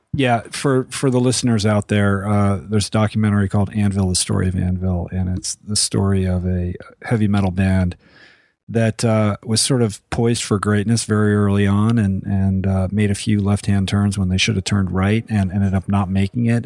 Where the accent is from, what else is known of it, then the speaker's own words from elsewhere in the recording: Boston, Massachusetts, United States; as a Bostonian